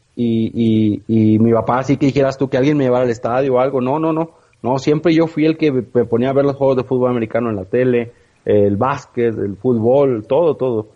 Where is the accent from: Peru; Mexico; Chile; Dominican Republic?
Mexico; Villaldama, Nuevo León; criado en el rancho, como decimos, en, la ciudad de Villaldama, Nuevo León